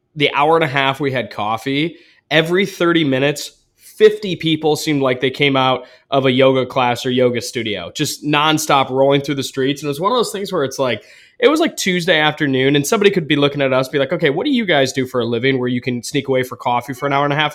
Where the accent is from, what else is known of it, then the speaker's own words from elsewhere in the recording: Ann Arbor, Michigan, United States; I'm from Ann Arbor, like, east side of the state anyways.